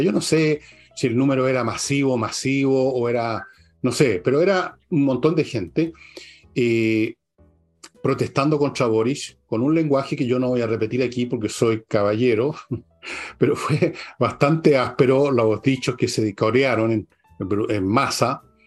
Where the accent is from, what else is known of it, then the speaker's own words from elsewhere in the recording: Chile; Nacimos en Chile, nos casamos en Chile, amamos en Chile, tenemos hijos en Chile, nos educamos